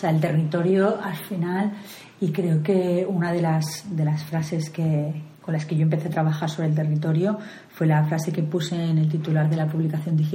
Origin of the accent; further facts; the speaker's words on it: Barcelona, Catalonia, Spain; De Barcelona.